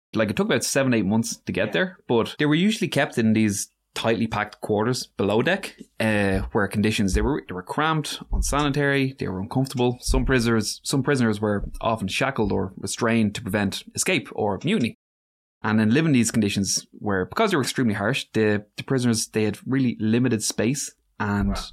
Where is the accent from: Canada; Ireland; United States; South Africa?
Ireland; the problem with being Irish